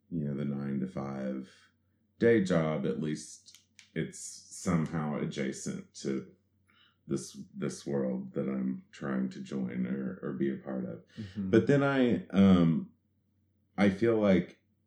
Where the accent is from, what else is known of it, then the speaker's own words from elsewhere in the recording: southeastern Kentucky, United States; moved away; also born or lived in New York; I grew up in southeastern Kentucky, which is down in the Cumberland Gap area